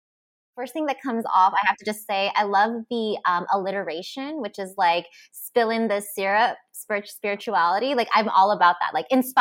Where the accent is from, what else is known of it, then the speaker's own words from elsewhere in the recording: Philippines; I'm Filipina and I was raised Roman Catholic. So religion was a huge part of my upbringing.